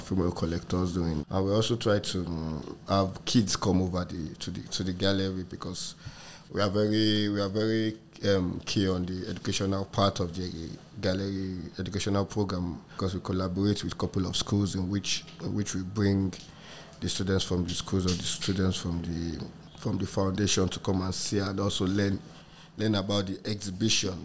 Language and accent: English; Ikeja, Lagos, Nigeria; also born or lived in Surulere, Lagos / France; now in Lagos, Nigeria; I grew up in Ikeja too.